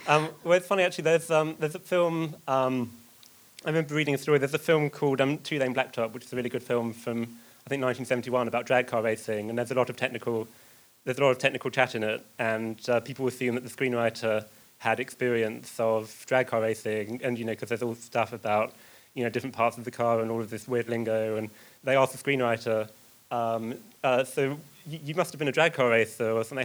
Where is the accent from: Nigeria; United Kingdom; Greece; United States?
United Kingdom; Essex, East of England; I'm from Essex